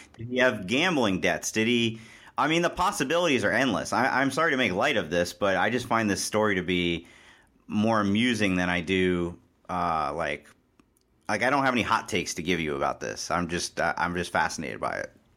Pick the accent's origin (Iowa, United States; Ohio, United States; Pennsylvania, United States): Ohio, United States; Cincinnati; I grew up in Cincinnati